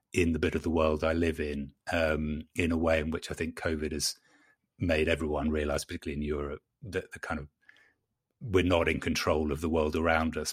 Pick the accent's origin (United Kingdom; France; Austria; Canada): United Kingdom; London; moved away as an adult; now in North Carolina, United States; I'm a Londoner born and bred